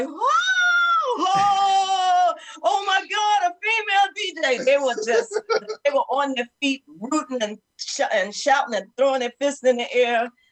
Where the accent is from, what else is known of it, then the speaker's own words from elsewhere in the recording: New York City, New York, United States; a young girl growing up in the Bronx